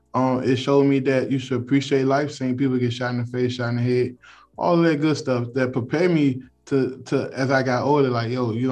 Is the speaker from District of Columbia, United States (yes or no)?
yes; Washington, District of Columbia, United States; also born or lived in Prince George's County, Maryland; I'm from Washington, D.C., man. I grew up in Southeast D.C. as well as PG County, Maryland. I've been around the Beltway, 495 Beltway all my life. I never moved outside of the D.C. area. And man, you know, I love D.C., man.